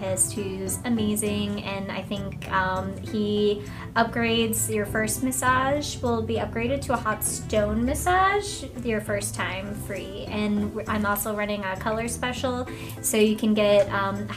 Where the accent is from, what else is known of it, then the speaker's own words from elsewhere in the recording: Virginia, United States; I am from Virginia